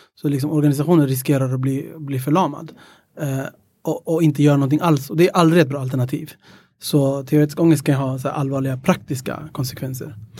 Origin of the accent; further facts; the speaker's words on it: Stockholm, Stockholm County, Sweden; also born or lived in Ethiopia / Greece / Södermalm; Mina, mina föräldrar är från Etiopien och jag är uppväxt i Tensta